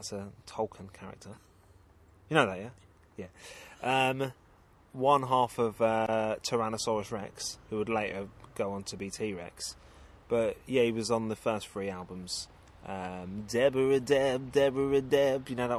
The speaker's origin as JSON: {"language": "English", "region": "London", "country": "United Kingdom", "tie": "born or raised there", "said": "I'm from Walworth, right? And there's no doubt about that. That's where I spent my whole life."}